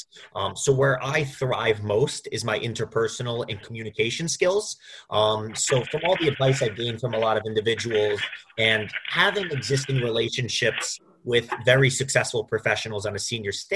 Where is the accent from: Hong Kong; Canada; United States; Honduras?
United States; Roslyn, New York; moved away as an adult; also born or lived in Bloomington, Indiana / Manhattan, New York; I'm born and raised in Roslyn, New York, which is on Long Island